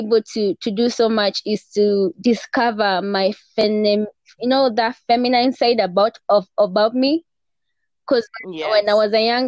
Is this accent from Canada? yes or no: no; Kenya; I'm also a Kenyan podcast co-host